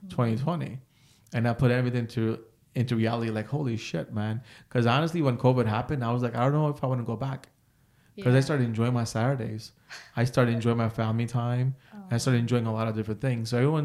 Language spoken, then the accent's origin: English; Passaic, New Jersey, United States; also born or lived in Piscataway; I was born and raised in Passaic.